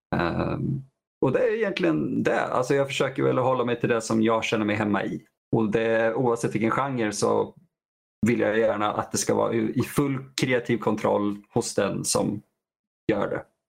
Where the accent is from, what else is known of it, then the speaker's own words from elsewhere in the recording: Vadstena, Östergötland, Sweden; I vår hem, eh, hemstad jag är uppvuxen i Vadstena.